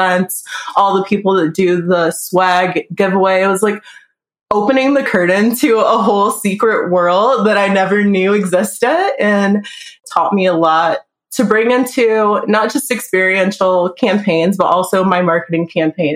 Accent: Detroit, Michigan, United States; now in Las Vegas, United States; I'm from Detroit, Michigan. I'm living in Las Vegas right now.

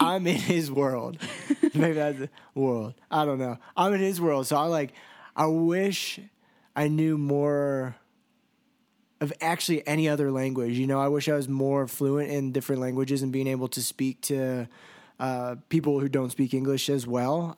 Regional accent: United States; I was from the United States

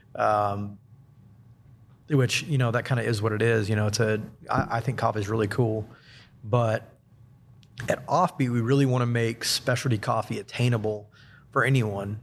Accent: Huntsville, Alabama, United States; also born or lived in Central Florida; I was born and raised here in Huntsville

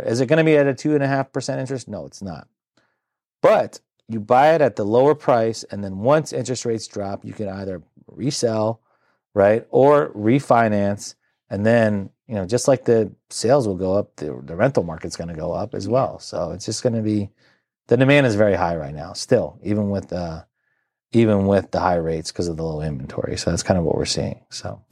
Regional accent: Centreville, Virginia, United States; born and raised in the Nor-, Northern Virginia area

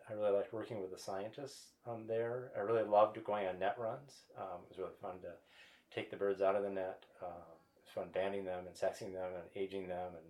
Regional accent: Michigan, United States; I grew up in the Midwest. I grew up in Michigan.

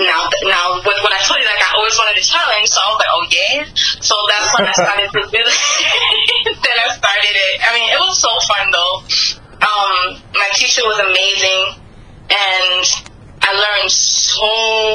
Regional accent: New York City, New York, United States; I'm from the Bronx, I'm a black girl

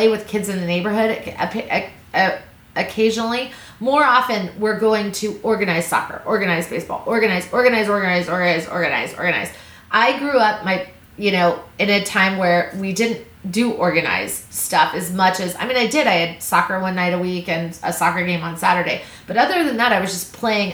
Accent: Missouri, United States; I grew up in Missouri.

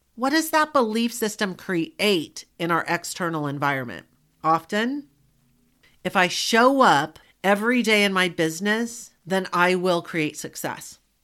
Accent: Southern, United States; accent: Southern; my Southern colloquialisms

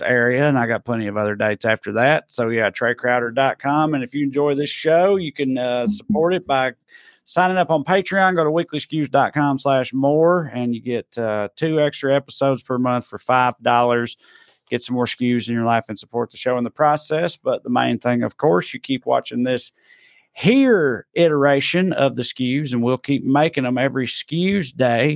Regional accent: United States; I'm American

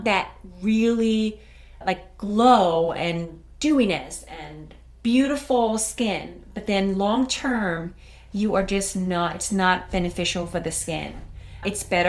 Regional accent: Denmark; English is a second language; now in United States; I'm sure you can pick up a little accent, and sometimes I have a hard time finding the right words. I am from Denmark

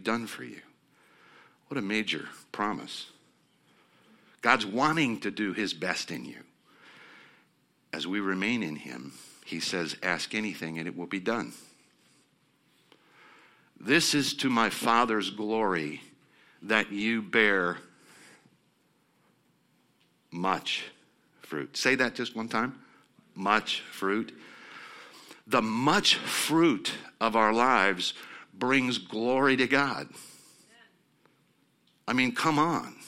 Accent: Nebraska, United States; I'm coming from Nebraska, which is on the border of Iowa.

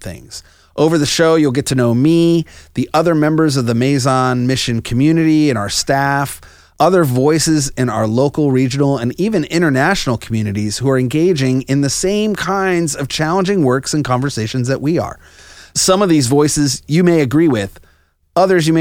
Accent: Northwest New Jersey, United States; also born or lived in upstate New York; now in Gainesville, United States; I'm originally from Northwest New Jersey

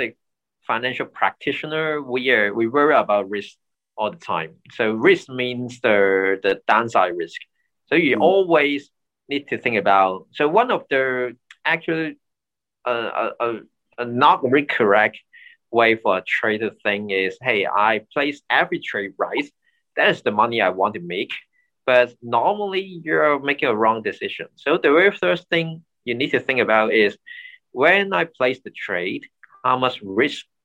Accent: Hong Kong; I'm born and raised in Hong Kong

